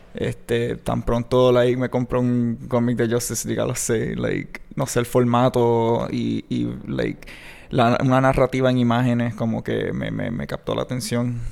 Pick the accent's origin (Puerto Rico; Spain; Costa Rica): Puerto Rico; Mayagüez; soy de aquí de Mayagüez